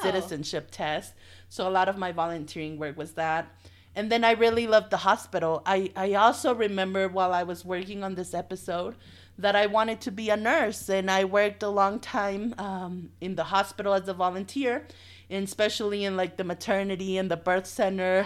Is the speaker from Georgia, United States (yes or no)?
yes; Dalton, Georgia, United States; moved away as an adult; also born or lived in Texas / Dallas; now in Mexico; Dalton is more of my hometown than Dallas